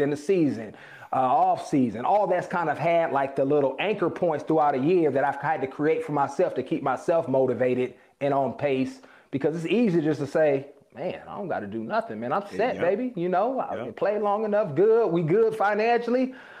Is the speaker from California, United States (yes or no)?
yes; Oakland, California, United States; You know, I grew up in Oakland, California, single parent, and my dad wasn't around in the traditional sense.